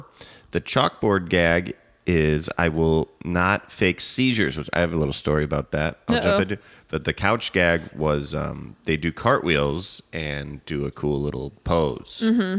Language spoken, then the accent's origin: English; Evanston, Illinois, United States; I'm from Evanston